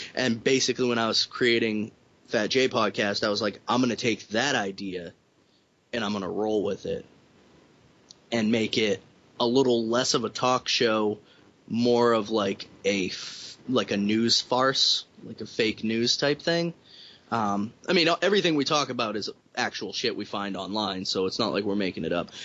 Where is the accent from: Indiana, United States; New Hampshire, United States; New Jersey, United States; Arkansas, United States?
New Hampshire, United States; Somersworth; I'm from Somersworth, New Hampshire.